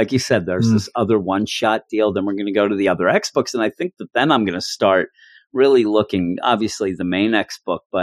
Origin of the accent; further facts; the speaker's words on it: Philadelphia, Pennsylvania, United States; I'm from the city of brotherly love